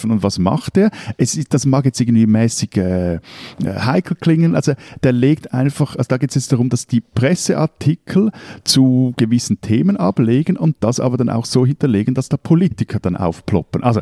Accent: Switzerland; ich würde jetzt auch mal so als, als Schweizer Wendejahre auch bezeichnen, also wie auch in Deutschland

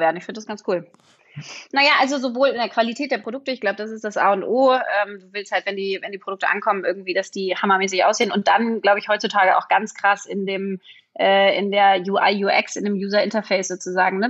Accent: Berlin, Germany; ich bin Berlinerin

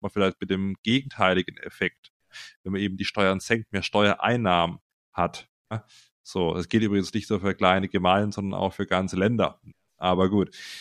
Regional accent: Simonswald, Baden-Württemberg, Germany; ich komme ja aus Simonswald ursprünglich bei Freiburg, ja, da bin ich aufgewachsen.

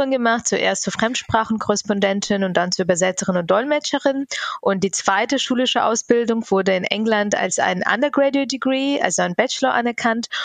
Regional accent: Bavaria, Germany; Und in Bayern, wo ich aufgewachsen bin, ist so eine Empfehlung bindend.

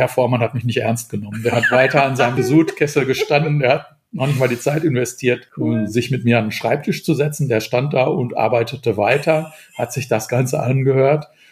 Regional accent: Dortmund, North Rhine-Westphalia, Germany; ich bin im Süden Dortmunds groß geworden

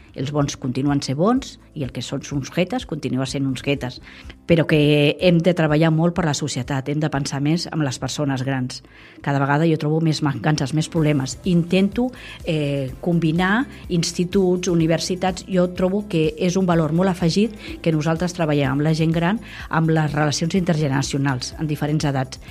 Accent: Vilanova i la Geltrú, Catalonia, Spain; now in El Vendrell, Spain; sóc de, del Vendrell, bueno, de Vilanova, però adoptada de, del Vendrell

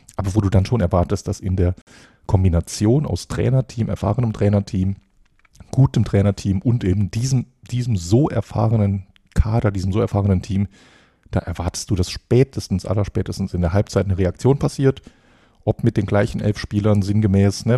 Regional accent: Saarland, Germany; bei uns im Saarland

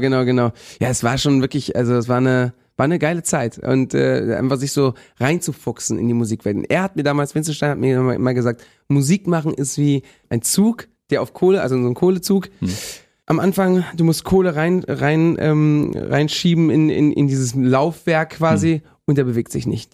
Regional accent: Bendinat, Balearic Islands, Spain; moved away; Ich komme ja aus Bendinat

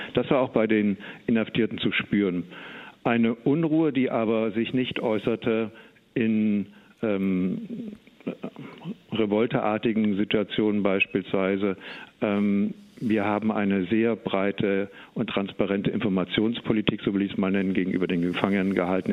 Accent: Eschwege, Hesse, Germany; ich komme aus Eschwege und von daher also hier oben in Nordhessen auch zu Hause

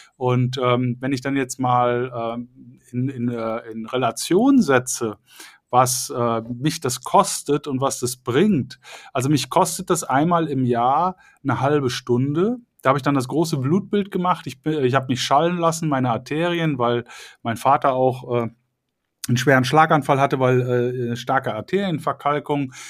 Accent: Cologne, North Rhine-Westphalia, Germany; ich komme ja aus Köln

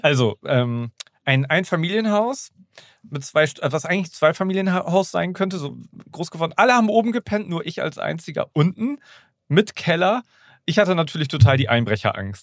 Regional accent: Schwanewede, Lower Saxony, Germany; ich bin ja in, in Schwanewede Neuenkirchen groß geworden

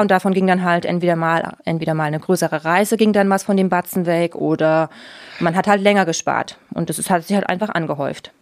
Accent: Leipzig, Saxony, Germany; moved away as an adult; also born or lived in Oschatz / United States / Deggendorf / Austria; now in Munich, Germany; Ich komme ursprünglich aus ähm, Oschatz, das ist zwischen Dresden und Leipzig, ähm, mhm. bin aber in Leipzig aufgewachsen

